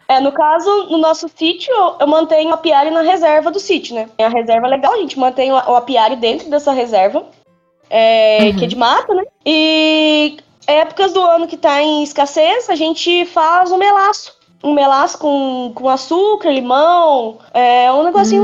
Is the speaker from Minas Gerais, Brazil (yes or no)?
yes; Botelhos, Minas Gerais, Brazil; Sou de Minas. Sou de Minas Gerais, aqui em Botelhos.